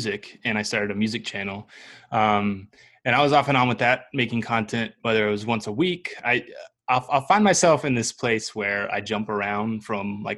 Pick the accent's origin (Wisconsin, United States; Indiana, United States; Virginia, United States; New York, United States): Virginia, United States; Salem; I grew up in Salem, Virginia, so Southwest Virginia.